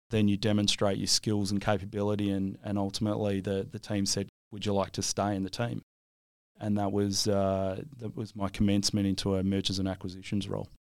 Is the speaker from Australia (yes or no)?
yes; Williams, Western Australia, Australia; where I grew up in Williams